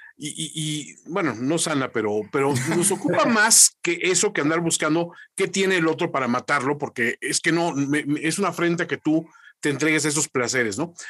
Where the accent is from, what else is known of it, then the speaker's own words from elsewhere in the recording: Mexico; aquí como mexicanos